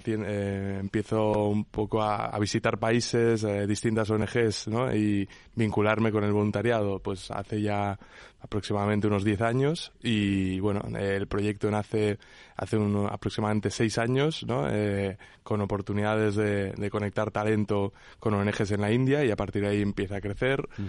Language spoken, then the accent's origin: Spanish; Menorca, Balearic Islands, Spain; yo soy de Menorca